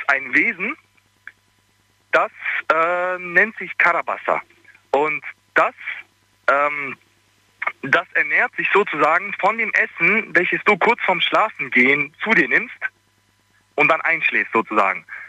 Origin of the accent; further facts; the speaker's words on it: Bosnia & Herzegovina; now in Ulm, Germany; ich komme aus Bosnien und ich bin ähm, also ich, ich bin muslimisch, aufgewachsen